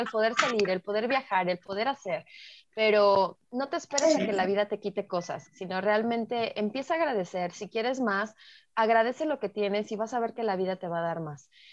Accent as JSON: {"language": "Spanish", "country": "Mexico", "said": "como mexicanos"}